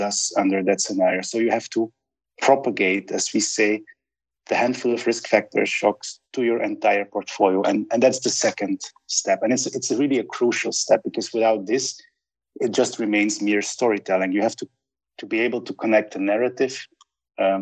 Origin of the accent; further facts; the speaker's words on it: Sint-Truiden, Flanders, Belgium; now in Budapest, Hungary; my hometown, Sint-Truiden